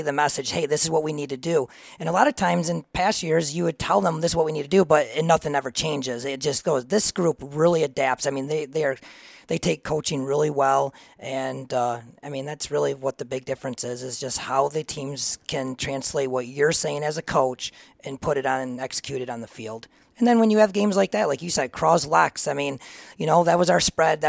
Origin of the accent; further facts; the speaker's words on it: Reed City, Michigan, United States; I am from Reed City. I grew up there my whole life